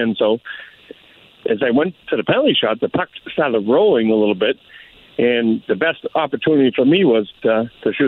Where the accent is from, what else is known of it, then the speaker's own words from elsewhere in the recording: Boston, Massachusetts, United States; I grew up in Boston, still here as we speak